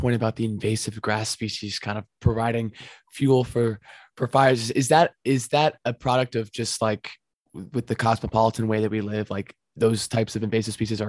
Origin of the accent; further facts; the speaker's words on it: Pacific Northwest, United States; now in Tucson, United States; growing up in the Pacific Northwest